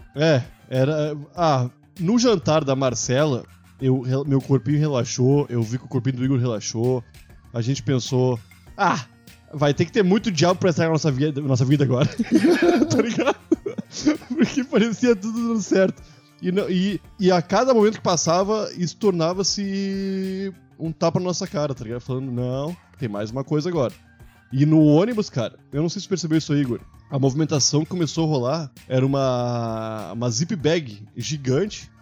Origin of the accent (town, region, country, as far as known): Brazil